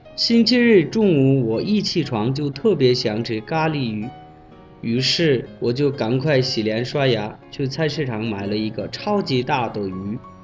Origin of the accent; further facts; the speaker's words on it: Bangladesh; Chinese is a second language; moved away as an adult; now in China; 我是来自孟加拉国的